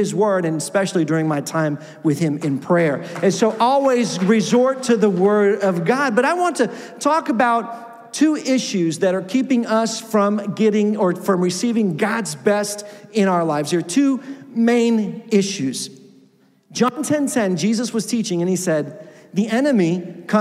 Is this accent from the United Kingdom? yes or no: no; Mexico; moved away; I grew up in Mexico, and my first position as a pastor was in a Spanish church